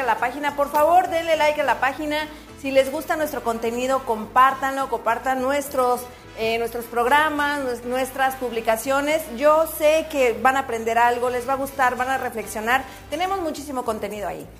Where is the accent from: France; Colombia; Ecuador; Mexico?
Mexico; now in United States; yo que soy de México